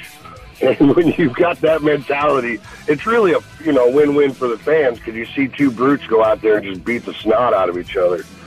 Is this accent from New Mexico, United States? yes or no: no; St. Louis, Missouri, United States; St. Louis is my hometown, it's where I was born and raised.